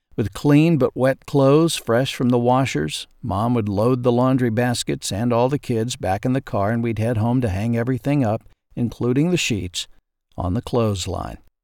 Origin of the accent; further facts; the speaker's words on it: southwest Arkansas, United States; The laundromat in my hometown